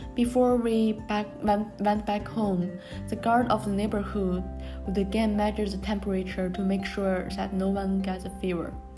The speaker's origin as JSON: {"language": "English", "region": "Tianjin", "country": "China", "tie": "born or raised there", "also_born_or_lived": "Japan", "second_language": "English", "moved": "as an adult", "said": "my hometown Tianjin"}